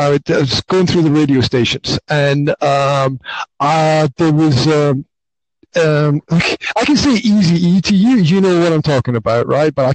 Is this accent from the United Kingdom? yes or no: yes; Highlands of Scotland, United Kingdom; I grew up in the Highlands of Scotland